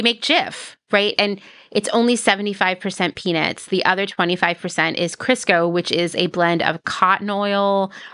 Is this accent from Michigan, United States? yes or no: no; Central Pennsylvania, United States; I'm from Central Pennsylvania. I actually grew up really close to Hershey, Pennsylvania